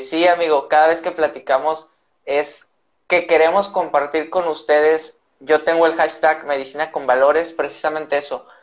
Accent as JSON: {"language": "Spanish", "region": "northern Mexico", "country": "Mexico", "said": "somos norteños"}